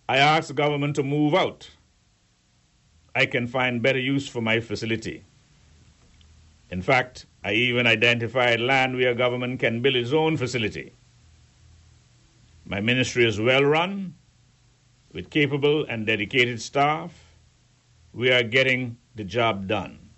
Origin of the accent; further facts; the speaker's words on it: Peppertown, Turks & Caicos Islands; but you must remember I grew up in Peppertown and elsewhere. That's the way we roll.